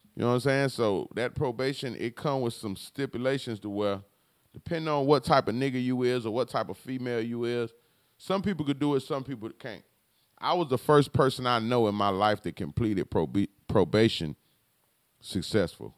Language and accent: English; Palm Beach, Florida, United States; Where I'm from, I'm from Palm Beach. I'm from Florida, though